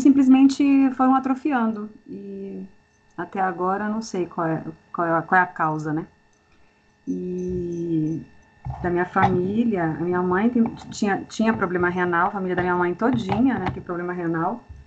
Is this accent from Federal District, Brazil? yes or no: yes; Brasília, Federal District, Brazil; eu sou de Brasília, moro em Brasília há 20 anos